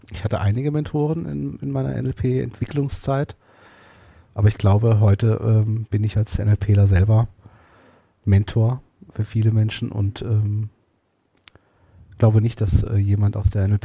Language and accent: German; Portugal; German is a second language; vor allen Dingen auch mit meinem Bild von der Religion und auch gerade auch als Portugiese von der katholischen Kirche